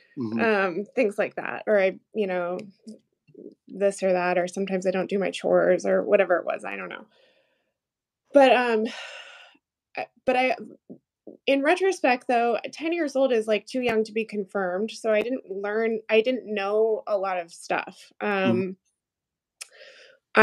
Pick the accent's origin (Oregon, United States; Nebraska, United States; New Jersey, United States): Oregon, United States; Portland; moved away; I grew up in Portland, which is super progressive.